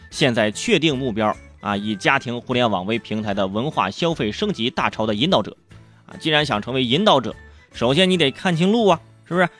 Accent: Shijiazhuang, Hebei, China; 河北石家庄，我老家那块儿，有个， 有个县级市叫新乐事

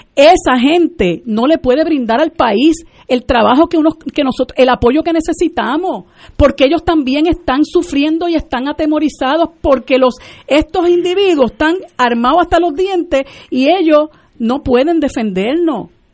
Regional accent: Puerto Rico; nosotros llevamos 121 años de, ser colonia de los Estados Unidos y estamos ya tan colonizados que se nos olvida que nosotros somos un país ocupado

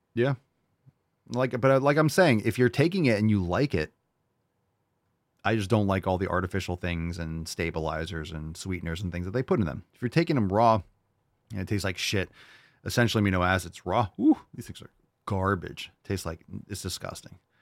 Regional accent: New York City, New York, United States; I grew up in New York City. I was born in New York City. I was born in the village

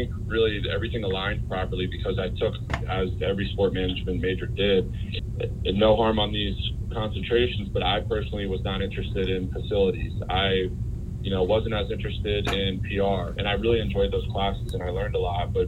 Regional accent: Allentown, Pennsylvania, United States; moved away as an adult; also born or lived in York, Pennsylvania / Philadelphia / Berkeley, California; I grew up in Allentown, Pennsylvania, in the Lehigh Valley, and I graduated high school in 2005.

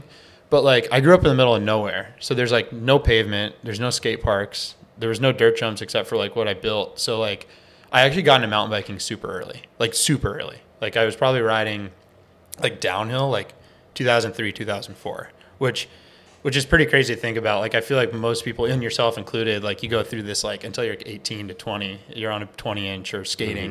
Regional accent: upstate New York, United States; now in Bellingham, United States; I'm from a town of like 100 people in upstate New York, like 3 hours north of the city

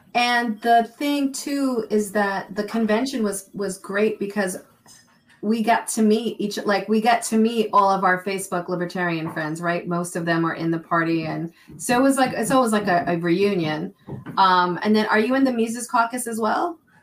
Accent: New York City, New York, United States; moved away; also born or lived in Vermont; I was born and raised in New York City

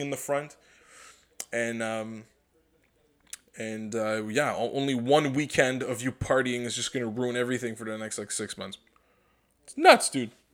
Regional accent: Canada; I'm Canadian

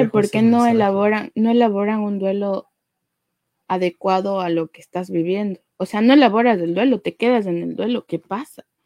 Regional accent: Ecuador; en nuestra situación como ecuatorianos, más de uno conocemos, o si no es un amigo

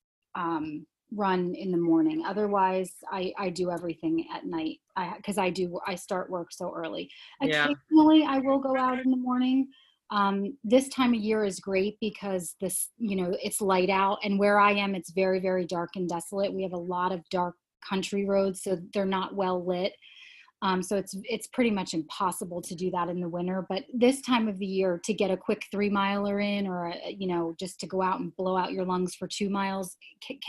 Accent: Harmony Township, New Jersey, United States; I am from a little town called Harmony Township, New Jersey. Which is outside of Phillipsburg

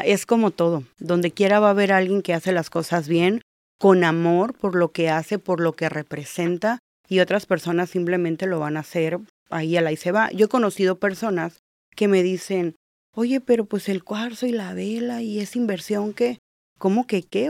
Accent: Baja California Sur, Mexico; also born or lived in Mazatlán, Sinaloa; now in Tijuana, Mexico; Yo soy de Mazatlán, pero crecí en la Baja Sur, así que básicamente yo siempre digo, soy chollera.

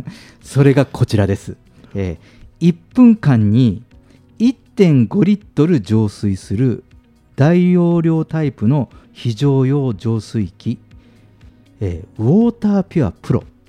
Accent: Fukuoka, Japan; moved away; 私あのあの出身が福岡なので

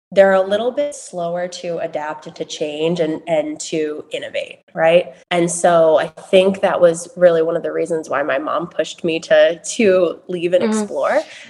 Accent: Massachusetts, United States; I grew up in Massachusetts, as you said, in a very rural community, small town America

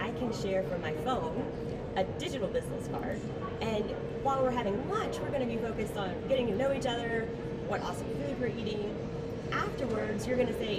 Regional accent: Georgia, United States; I am a native Georgian

